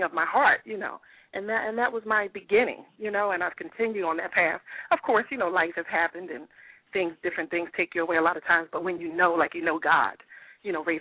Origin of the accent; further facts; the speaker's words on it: Philadelphia, Pennsylvania, United States; I hail from Philadelphia, PA, born and raised